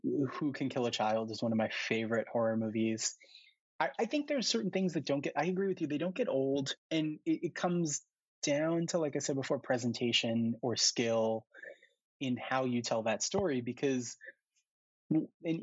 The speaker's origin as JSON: {"language": "English", "town": "New York City", "region": "New York", "country": "United States", "tie": "born or raised there", "said": "I grew up in New York and I grew up in New York City"}